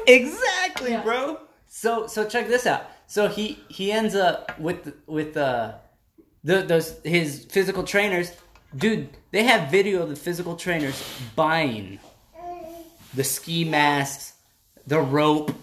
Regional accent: South Texas, United States; I grew up in South Texas

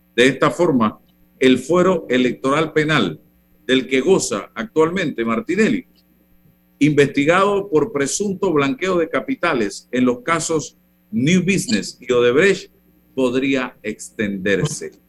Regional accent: Panama; como panameño

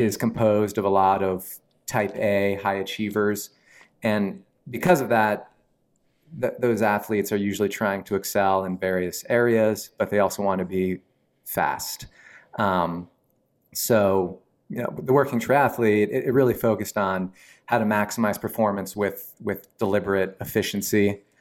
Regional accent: Mount Holly Springs, Pennsylvania, United States; also born or lived in Wilkes-Barre/Scranton, Pennsylvania / Nashville, Tennessee; family moved to South Central P A, um, like Carlisle, sort of near Harrisburg. I grew up in a little town called Mount Holly Springs

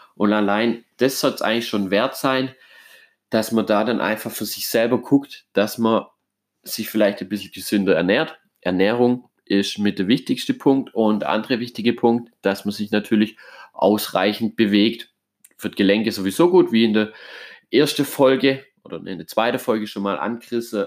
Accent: Germany; bei uns in Deutschland

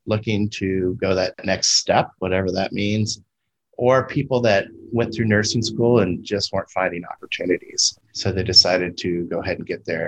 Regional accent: California, United States; moved away as an adult; also born or lived in Florida; I was back in a state that I grew up

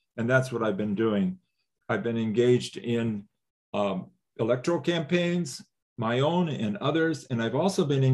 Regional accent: Quincy, Illinois, United States; moved away as an adult; also born or lived in Africa / Madison, Wisconsin; now in La Crosse, United States; growing up in Quincy, Illinois

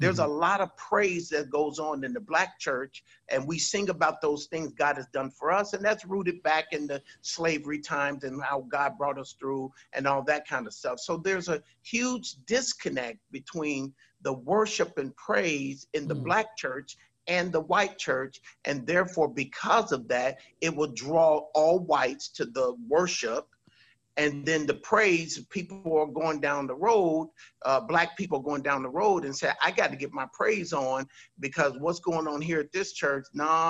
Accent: California, United States; now in Virginia, United States; when I came from Southern California to come to Virginia

